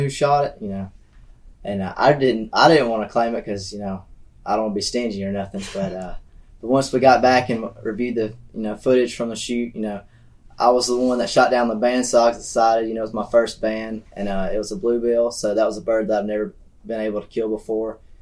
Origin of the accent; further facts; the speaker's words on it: Verbena, Alabama, United States; I'm from Verbena, Alabama